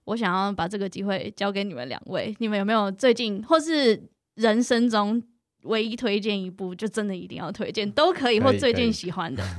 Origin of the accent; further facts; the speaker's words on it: Taiwan; 因为像我就是在台湾长大的